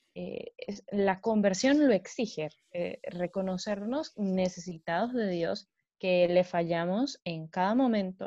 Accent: Guatemala; soy pues de Guatemala

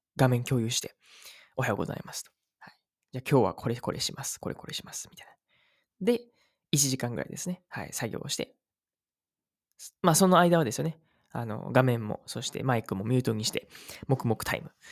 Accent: Uji, Kyoto, Japan; この宇治っていうね、僕の地元

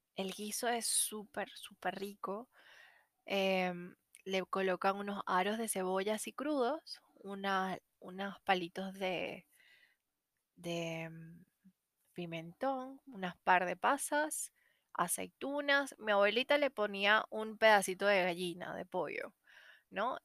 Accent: Venezuela; now in Santiago, Chile; Como venezolana

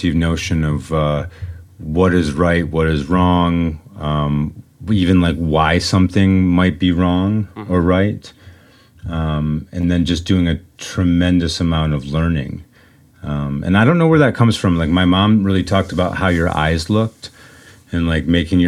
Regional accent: Michigan, United States; growing up in Michigan with the automobile industry

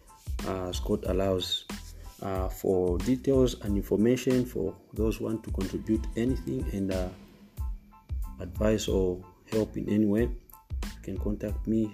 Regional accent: Zambia; I came from Zambia, Africa.

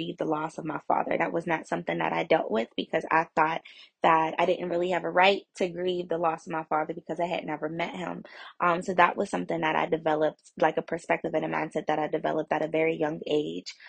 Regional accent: McKeesport, Pennsylvania, United States; I grew up in McKeesport, Pennsylvania. That's where I'm originally from

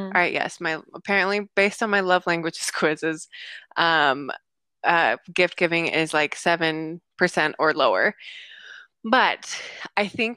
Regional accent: United States; I was growing up in the States

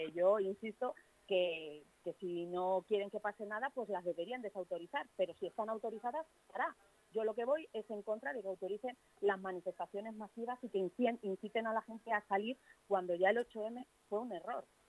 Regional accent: Leganés, Community of Madrid, Spain; Yo soy vecina de Arroyo Culebro

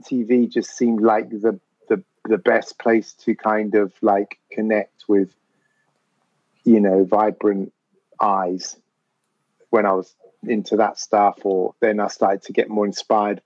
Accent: London, United Kingdom; growing up in North London as a mixed race kid

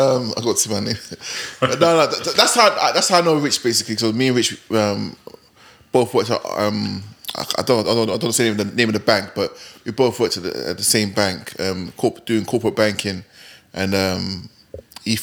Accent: London, United Kingdom; I'm originally from West London, Queen's Park, you know what I mean? That's my neighbourhood and all that.

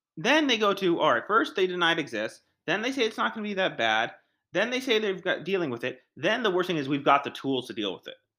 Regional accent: United States; I'm an American

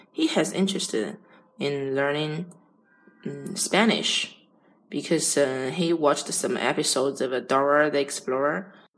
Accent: China; English is a second language; I'm from China

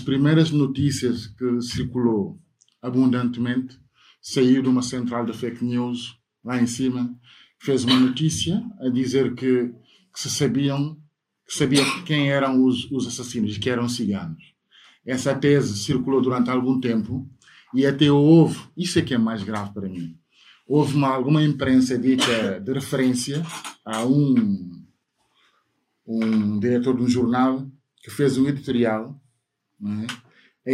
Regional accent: Portugal

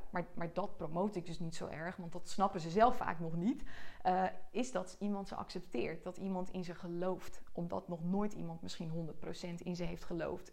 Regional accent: Joure, Friesland, Netherlands; moved away; Ik ben als enige uit Jouren gegaan

